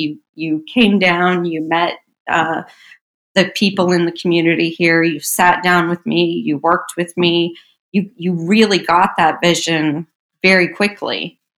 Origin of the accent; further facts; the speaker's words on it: Las Vegas, Nevada, United States; moved away as an adult; also born or lived in San Diego; now in Dublin, United States; growing up in Las Vegas